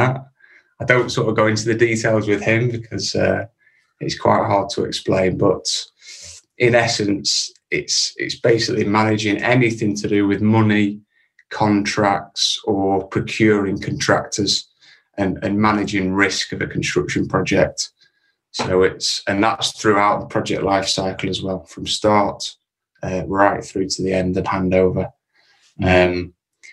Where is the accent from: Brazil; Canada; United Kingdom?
United Kingdom; Preston, North West England; also born or lived in Dubai; from Preston in Lancashire